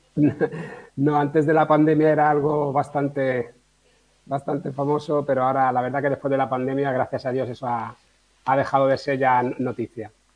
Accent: Majorca, Balearic Islands, Spain; also born or lived in mainland Spain; llevo toda la vida aquí. Mi padre era policía nacional, está jubilado y bueno, vino aquí destinado y nací en la península y al poquito tiempo, muy, muy poquito, me vine para acá y yo, yo soy mallorquín

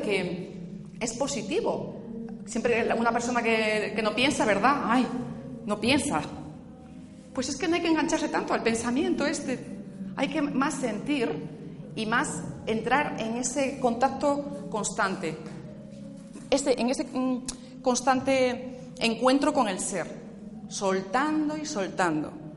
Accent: Asturias, Spain; Yo vengo del norte, ¿eh? vengo de Asturias.

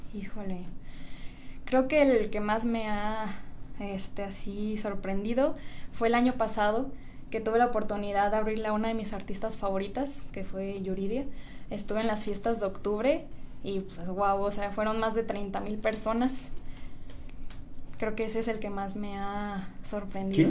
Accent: Puerto Vallarta, Jalisco, Mexico; also born or lived in Guadalajara; soy de aquí de Guadalajara, pero crecí en Puerto Vallarta

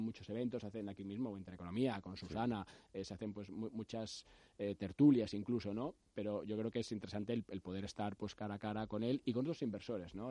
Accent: Spain; como españoles

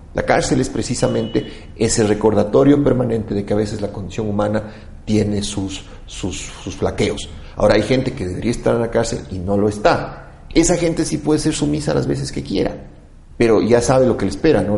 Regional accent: Quito, Pichincha, Ecuador; como quiteño

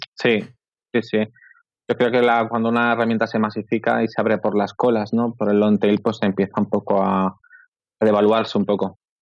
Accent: Barcelona, Catalonia, Spain; Yo soy de Barcelona

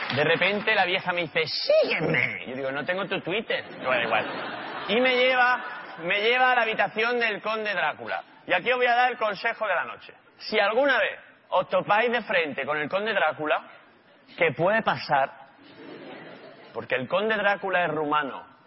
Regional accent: Málaga, Andalusia, Spain; yo soy de Málaga

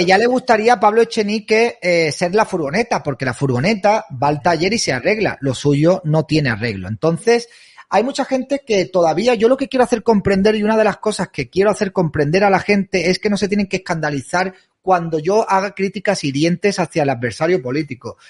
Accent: Spain; mi casa es España

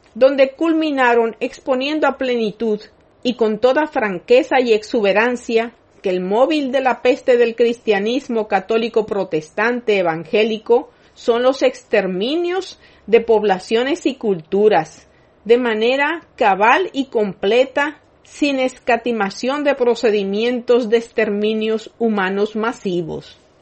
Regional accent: Dominican Republic; como nación y pueblo dominicanos

